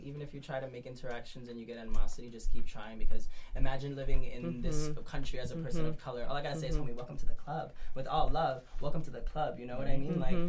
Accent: New York City, New York, United States; I grew up in Brownsville. I grew up in like Southside Jamaica, Queens. So like I know what it, and I'm like a small framed, light skinned Latino who's gay

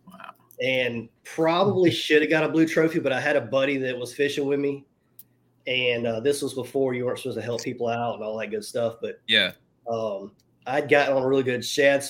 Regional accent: Mobile, Alabama, United States; I'm from Mobile, Alabama. So most of my friends down here do saltwater fishing

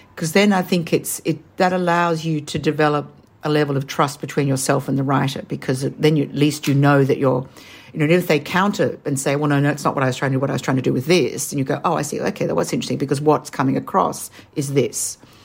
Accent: Australia; accent: Australian; as you can tell from my accent, I'm Australian.

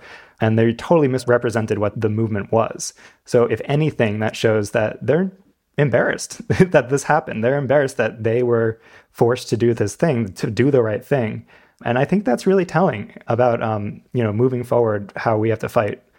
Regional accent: United States; Yeah, I'm from right near New York City

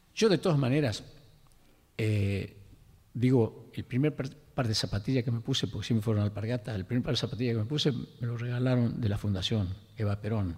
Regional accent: Lules, Tucumán, Argentina; moved away; tus amigos del ingenio Mercedes, que es el pueblo donde yo nací, el Lules

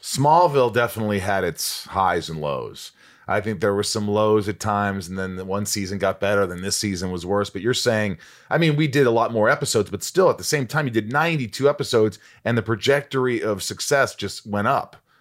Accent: Indiana, United States; also born or lived in New York; I was born in New York, but I grew up in Indiana, small town in Indiana from the time I was eight on

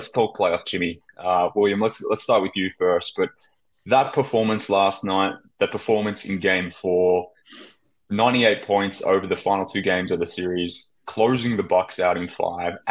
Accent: Australia; from Australia

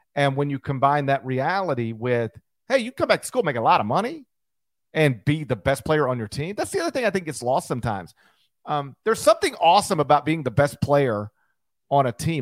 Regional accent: Horn Lake, Mississippi, United States; born or raised there

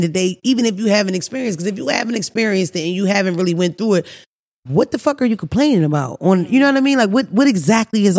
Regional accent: Philadelphia, Pennsylvania, United States; I grew up in North Philly.

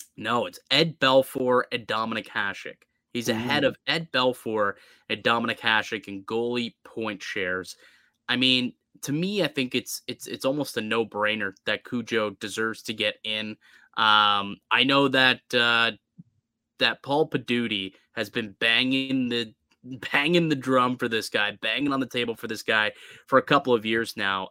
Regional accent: Toronto, Ontario, Canada; we're from Toronto. Like we're, we're in the area and we grew up

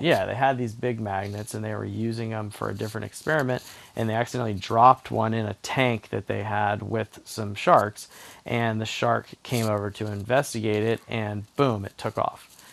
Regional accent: Charleston, South Carolina, United States; growing up in Charleston, South Carolina

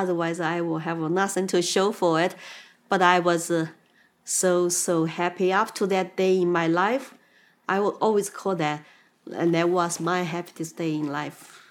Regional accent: Chengdu, Sichuan, China; English is a second language; moved away as an adult; also born or lived in Shanghai, China / Austin, Texas, United States; now in United States; back to Chengdu, where I grew up, I was born, my hometown

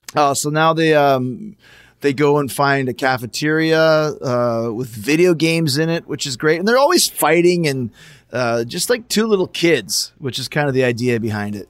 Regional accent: Canada; we're all Canadian

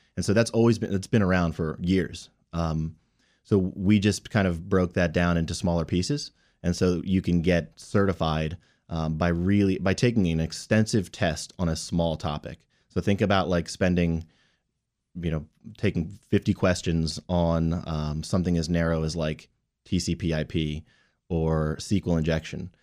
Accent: Rockville, Maryland, United States; also born or lived in North Carolina; I grew up here in Rockville and, and came back after, after college.

